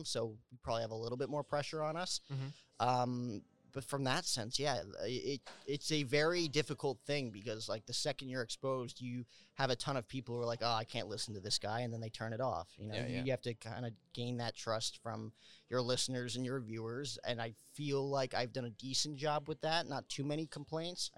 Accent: New Jersey, United States; I grew up with Michael Kay on the YES Network for New York Yankees baseball growing up in New Jersey, right outside Manhattan.

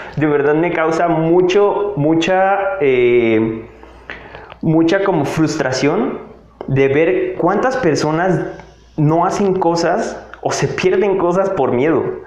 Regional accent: Tabasco, Mexico; moved away as an adult; now in Mexico City, Mexico; soy una persona que se fue a vivir al estado de Tabasco desde que estaba muy pequeño. tenía aproximadamente cuatro añitos y me fui a la ciudad de Tabasco. Estuve allá hasta los 18, 19 años

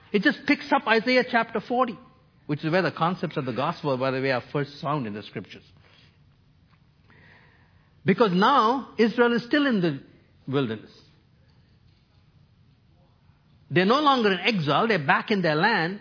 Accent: New Delhi, Delhi, India; now in Toronto, Canada; I grew up in New Delhi, India.

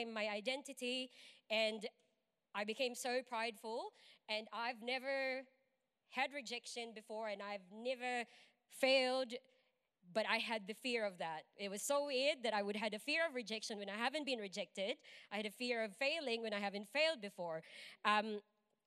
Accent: Philippines; moved away as an adult; I am from the Philippines. I've been here for like 8 or 9 years now

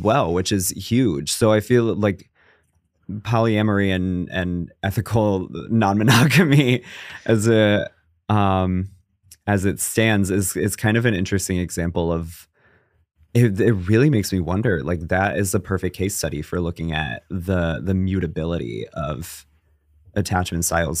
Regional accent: Connecticut, United States; moved away as an adult; also born or lived in Los Angeles; I'm from Connecticut, in case you can't tell by the tone

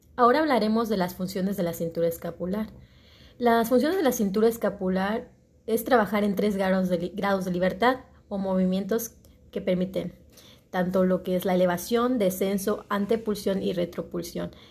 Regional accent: Cancún, Quintana Roo, Mexico; soy de Cancún

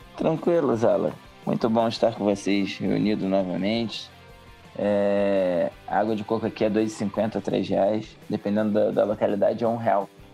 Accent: Rio de Janeiro, Brazil; accent: carioca; moved away; eles ouvem o sotaque e falam, ih, é carioca

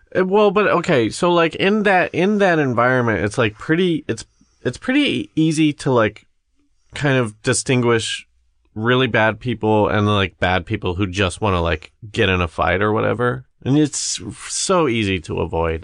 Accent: Midwest, United States; we grew up in the Midwest

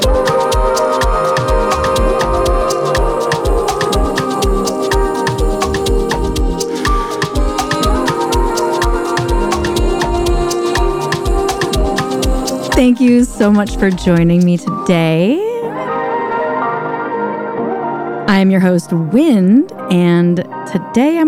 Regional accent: St. Louis, Missouri, United States; moved away as an adult; also born or lived in Hawaii; I grew up in St. Louis, Missouri, but it was out in the rural parts

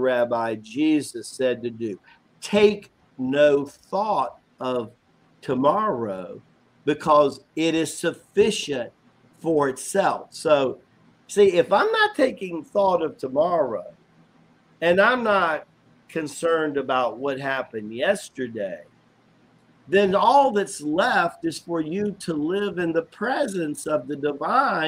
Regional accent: Tennessee, United States; country boy. I'm from Tennessee

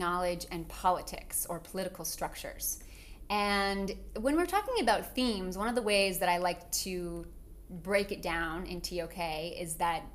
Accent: United States

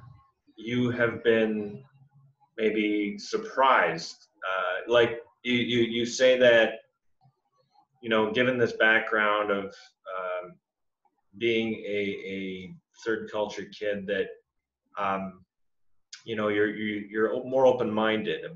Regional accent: Canada; as a Canadian

